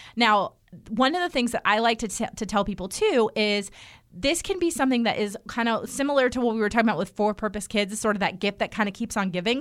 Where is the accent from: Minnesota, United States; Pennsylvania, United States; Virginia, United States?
Virginia, United States; Northern; moved away; I grew up in Northern Virginia, right outside of Washington, D C